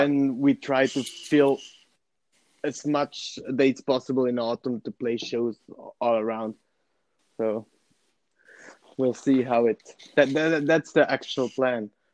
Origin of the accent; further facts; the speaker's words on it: Merano, Trentino-Alto Adige, Italy; i am from merano which is a city in the region north of italy so in the middle of the alps